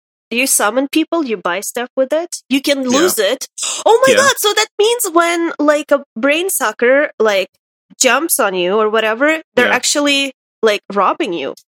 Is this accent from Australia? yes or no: no; Russia; English is a second language; moved away; back in Russia, when we learned English